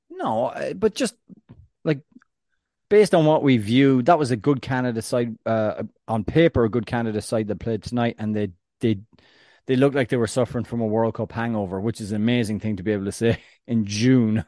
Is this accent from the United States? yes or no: no; Ireland; I'm, I'm Irish